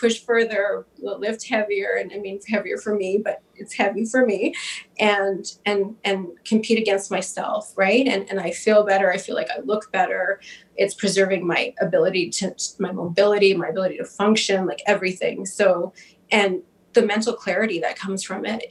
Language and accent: English; Winnipeg, Manitoba, Canada; I'm from Winnipeg